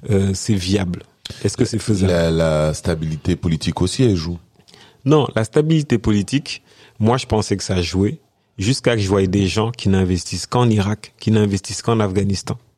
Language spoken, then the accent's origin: French; Senegal; born there; je suis né au Sénégal, donc j'avais aucune appréhension à retourner, même si j'ai passé la majeure partie de ma vie ici.